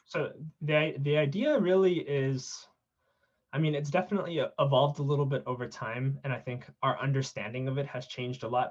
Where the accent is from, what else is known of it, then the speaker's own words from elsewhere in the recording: South San Francisco, California, United States; I grew up in South San Francisco